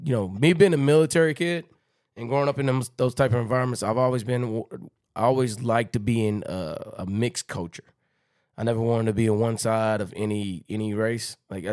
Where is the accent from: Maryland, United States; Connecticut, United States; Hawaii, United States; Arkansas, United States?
Hawaii, United States; I come from Hawaii, another mixed culture based place. You know what I mean? Like so I was always around these areas that were like different.